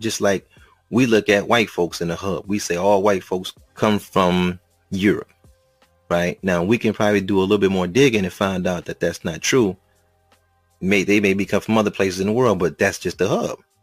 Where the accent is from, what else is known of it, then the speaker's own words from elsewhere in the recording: United States; I'm just from the States